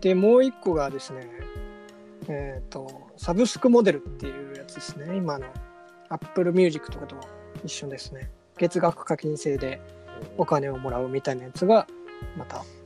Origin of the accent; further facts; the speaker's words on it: Hamamatsu, Shizuoka, Japan; 僕らの地元浜松